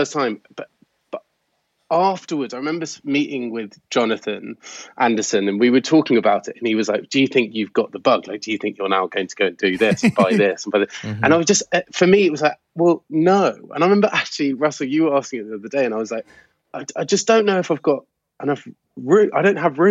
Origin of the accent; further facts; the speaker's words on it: Gloucestershire, South West England, United Kingdom; I grew up in Gloucestershire